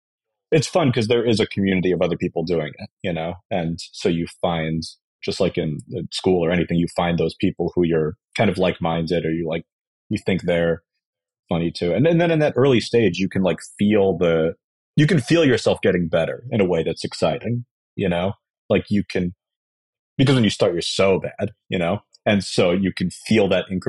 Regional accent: New York, United States; I was growing up in New York

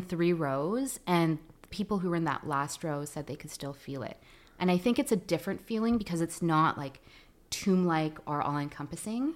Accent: Vancouver, British Columbia, Canada; first language Tagalog; English is a second language; also born or lived in Philippines / California; I did most of my growing up here. We moved up here when I was six

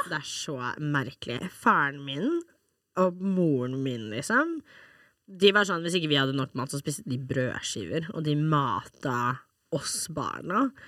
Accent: Norway; jeg er også norsk.

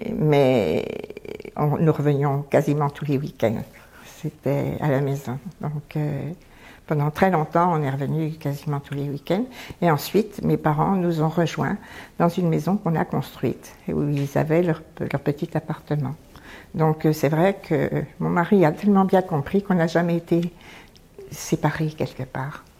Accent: Arc-et-Senans, Bourgogne-Franche-Comté, France; j'ai grandi dans un magnifique village qui s'appelle euh, Arquesnan, dans le département du Doubs

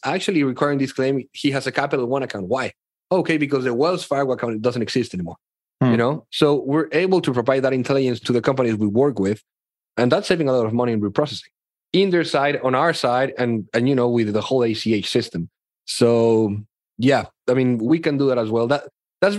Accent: Mexico; I grew up in Mexico right here.

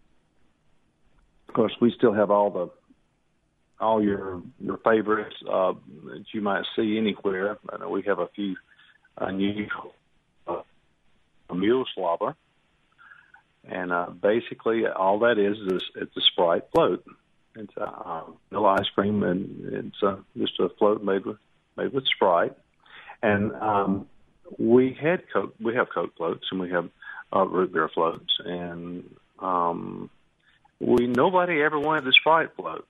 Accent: Hernando, Mississippi, United States; we are from Hernando

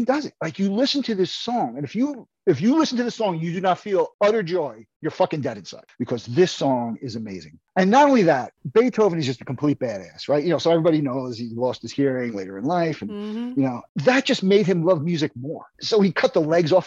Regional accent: New York City, New York, United States; I grew up in Brooklyn, New York, in close proximity to both of all four of my grandparents

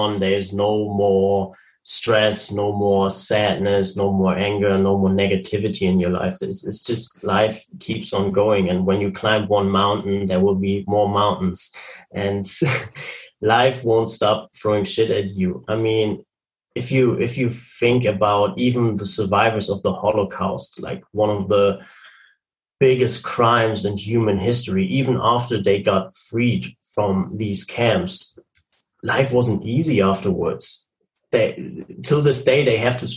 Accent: Germany; I'm from Germany. I'm currently living in Germany.

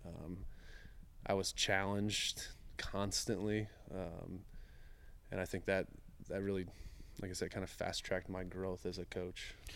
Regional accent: Bowling Green, Ohio, United States; I grew up in Bowling Green, Ohio.

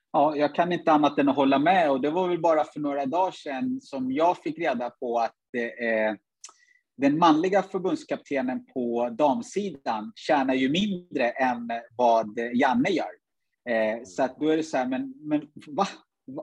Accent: Sweden; born or raised there; also born or lived in Uganda

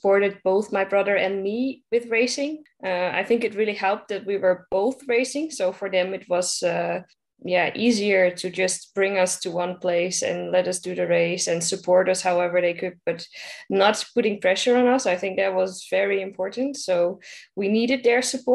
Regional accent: Netherlands; I'm coming from the Netherlands, so we live in a country where everybody uses his or her bike

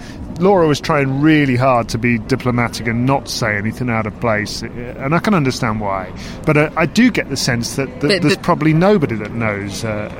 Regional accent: Corsica, France; And it's probably a good job she did, because I'm from Corsica and we have warm blood there.

